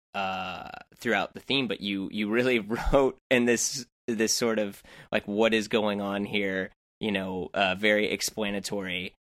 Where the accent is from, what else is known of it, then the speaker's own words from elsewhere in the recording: St. Louis, Missouri, United States; I'm from St. Louis, which is not too far